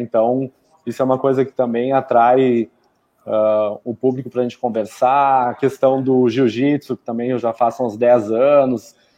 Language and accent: Portuguese; Canela, Rio Grande do Sul, Brazil; sou natural aqui de Canela